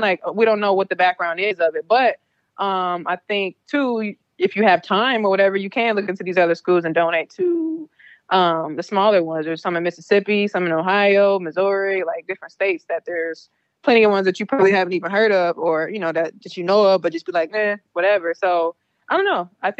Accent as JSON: {"language": "English", "region": "London", "country": "United Kingdom", "said": "I'm from London."}